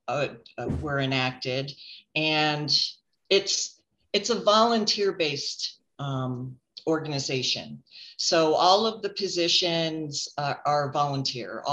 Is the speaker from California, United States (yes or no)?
no; 45 miles east of Cleveland, Northeastern Ohio, United States; moved away as an adult; also born or lived in Boise, Idaho; now in Cascade, United States; I grew up 45 miles east of Cleveland